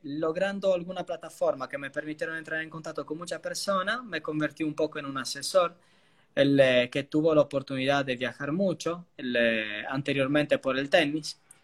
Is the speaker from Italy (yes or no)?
yes; Italy; accent: Italian; Spanish is a second language; moved away as an adult; also born or lived in Argentina; soy italiano, pero creo que eso se escucha, incluido por el acento